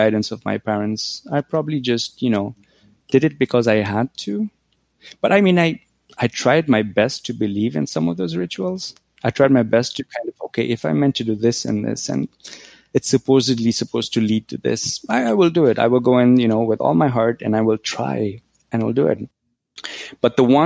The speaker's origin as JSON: {"language": "English", "region": "Nairobi", "country": "Kenya", "tie": "born or raised there", "moved": "as an adult", "lives_now": "Canada", "said": "when I grew up in Nairobi, we didn't have a phone"}